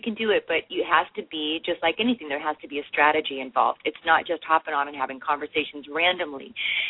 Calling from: Atlanta, Georgia, United States; I'm calling from Atlanta.

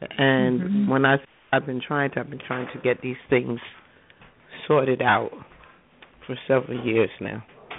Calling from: New Jersey, United States; I'm calling from New Jersey.

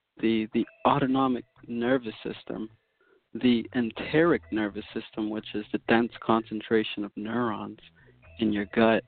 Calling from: Massachusetts, United States; I'm calling from Massachusetts at the current moment.

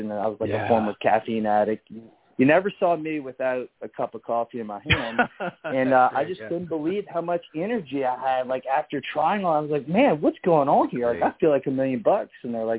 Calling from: New Orleans, Louisiana, United States; I'm calling from New Orleans, Louisiana, at our headquarters office here on Chapatula Street.

